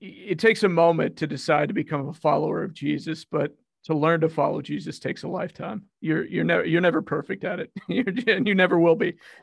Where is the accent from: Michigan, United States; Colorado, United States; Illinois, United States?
Colorado, United States; now in Oklahoma, United States; I grew up in Colorado